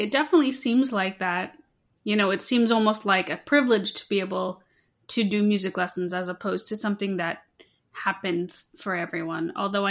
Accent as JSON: {"language": "English", "country": "United States", "tie": "born or raised there", "said": "I grew up in the United States my whole life"}